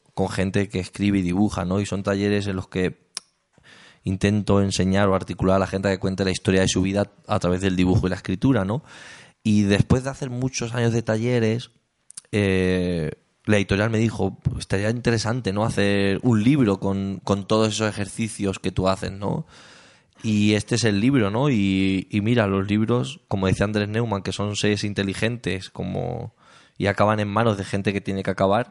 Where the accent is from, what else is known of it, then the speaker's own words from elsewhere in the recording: Talavera de la Reina, Castilla-La Mancha, Spain; also born or lived in Cuenca; yo soy de Castilla-La Mancha.